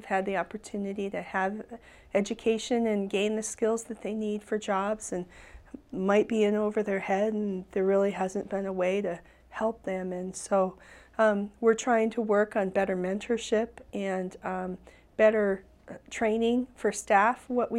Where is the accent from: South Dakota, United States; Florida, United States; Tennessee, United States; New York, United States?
South Dakota, United States; even though I'm American Indian, I'm Rosebud Sioux